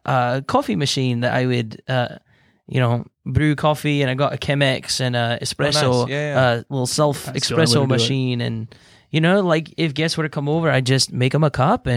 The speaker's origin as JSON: {"language": "English", "country": "Ireland", "moved": "yes", "said": "I came from Ireland a long time ago, but I've just been cruising around Texas because you got nice weather."}